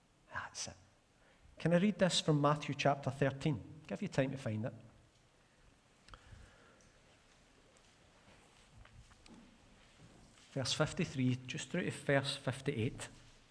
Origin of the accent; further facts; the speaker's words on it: Glasgow, Scotland, United Kingdom; I grew up in Arden, Glasgow